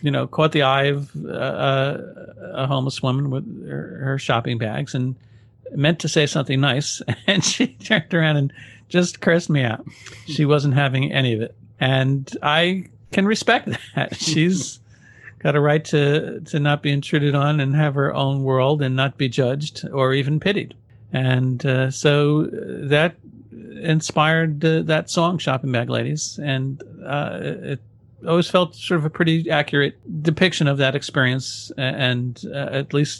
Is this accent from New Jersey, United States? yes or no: yes; Paramus, New Jersey, United States; I was still living home where I grew up in Paramus, New Jersey.